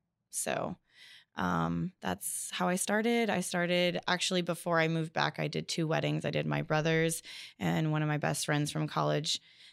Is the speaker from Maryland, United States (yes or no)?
no; Bakersfield, California, United States; I'm 33, almost 34. I was born and raised here in Bakersfield.